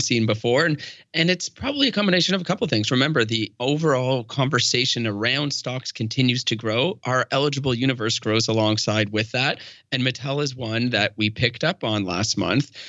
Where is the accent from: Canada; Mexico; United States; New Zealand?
Canada; We are Canadian